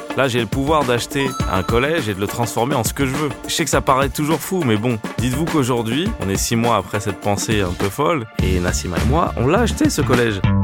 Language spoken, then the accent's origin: French; Paris, Île-de-France, France; En tant que parisien